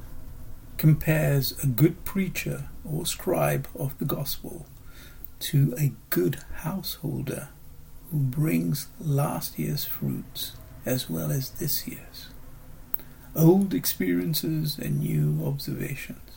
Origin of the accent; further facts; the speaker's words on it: Singapore; moved away as an adult; now in United Kingdom; my growing up in Singapore and, of course, the last 35 years living in the UK.